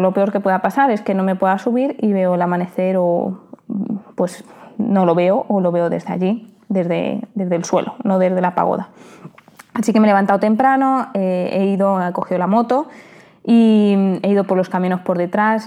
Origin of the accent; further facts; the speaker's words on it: Spain; como somos los españoles